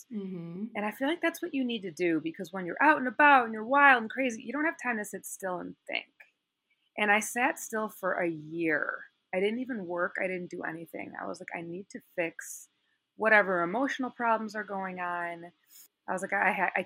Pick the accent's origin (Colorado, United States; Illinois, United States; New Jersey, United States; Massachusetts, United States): Illinois, United States; Chicago; moved away as an adult; also born or lived in California; now in Los Angeles, United States; I'm originally from Chicago, and it's funny because out here, everyone tells me I have an accent